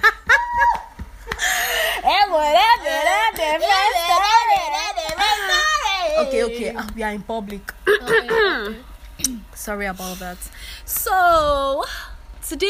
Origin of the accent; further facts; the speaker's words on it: Lagos, Nigeria; first language English; I grew up in Lagos.